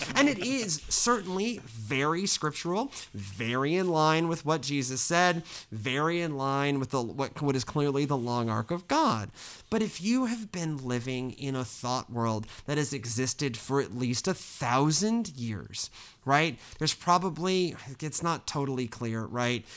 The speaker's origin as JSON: {"language": "English", "region": "the Bible Belt", "country": "United States", "tie": "born or raised there", "said": "all three of us, we grew up in the Bible Belt"}